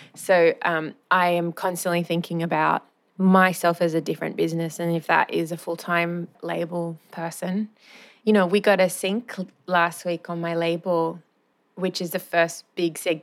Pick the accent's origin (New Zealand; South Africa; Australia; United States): Australia; Wagga Wagga, New South Wales; moved away as an adult; also born or lived in Sydney; I grew up in Wagga